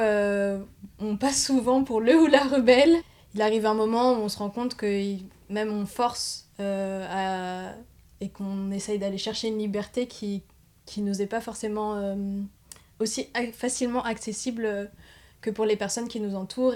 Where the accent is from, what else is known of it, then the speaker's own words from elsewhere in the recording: Paris, Île-de-France, France; j'ai grandi bah, sur Paris même